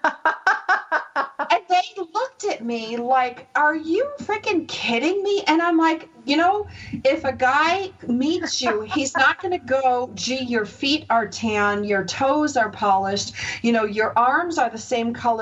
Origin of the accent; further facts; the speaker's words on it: United States; moved away; also born or lived in Los Angeles; I grew up near the Canadian border in a real small town